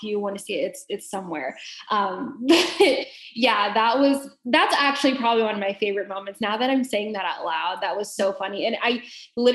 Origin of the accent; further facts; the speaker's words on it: Dallas, Texas, United States; moved away as an adult; also born or lived in Arkansas / Kansas City; I'm from Dallas, Texas, and I know Southern people